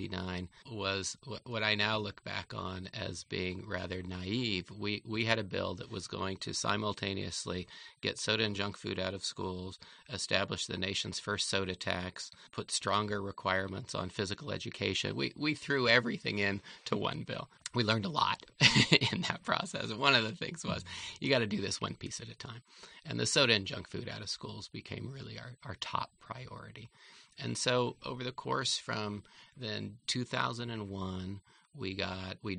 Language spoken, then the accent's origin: English; Oakland, California, United States; As a little kid, I grew up here in Oakland